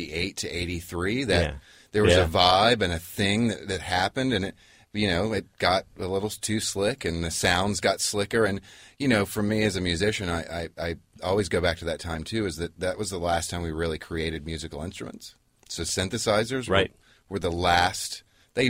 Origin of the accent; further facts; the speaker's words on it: Memphis, Tennessee, United States; I'm from Memphis